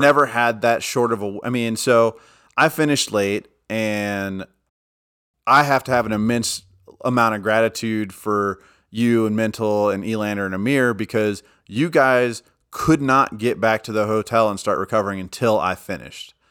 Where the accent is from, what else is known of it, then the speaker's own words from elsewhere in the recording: United States; I'm an ignorant American